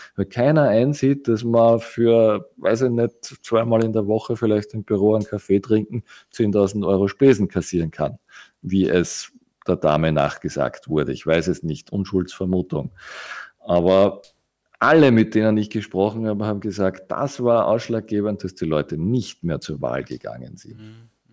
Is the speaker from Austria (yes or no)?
yes; Austria; uns als Österreicher